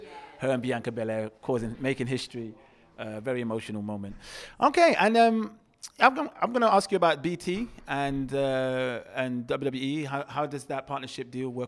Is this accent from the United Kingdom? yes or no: yes; London, United Kingdom; I grew up in Walthamstow